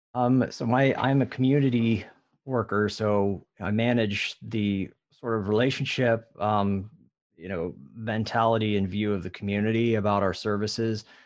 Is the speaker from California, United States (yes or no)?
yes; California, United States; also born or lived in Midwest; now in Texas, United States; I'm originally from California